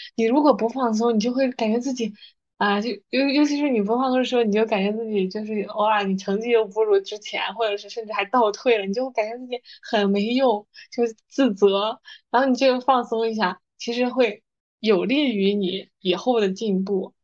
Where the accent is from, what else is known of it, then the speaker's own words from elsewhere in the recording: China; 咱们就是中国人